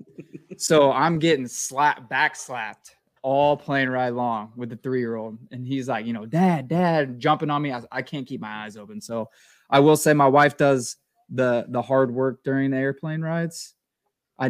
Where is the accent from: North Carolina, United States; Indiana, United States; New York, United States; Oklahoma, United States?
Indiana, United States; Bloomington; also born or lived in Jacksonville; now in Bargersville, United States; I was born in Jacksonville. I've lived there 7 years growing up, but primarily was raised actually right outside of Bloomington, where IU is. Raised a Hoosier.